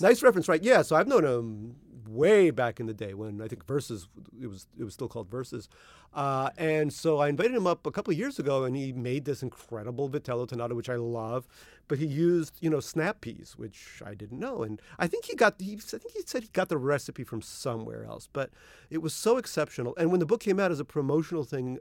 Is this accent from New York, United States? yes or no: yes; New York City, New York, United States; also born or lived in Russia (Soviet Union); I grew up in Eastern Queens Little Neck, Queens